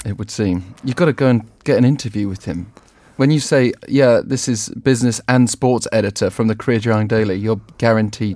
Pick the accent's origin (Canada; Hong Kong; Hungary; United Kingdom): United Kingdom; England; You and I both being English